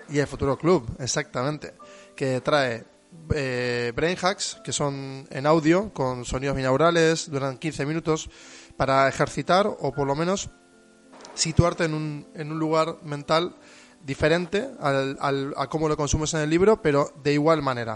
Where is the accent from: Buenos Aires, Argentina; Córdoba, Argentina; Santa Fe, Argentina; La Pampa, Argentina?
Buenos Aires, Argentina; moved away as an adult; now in Bilbao, Spain; vengo de Argentina, de, una megalópolis como Buenos Aires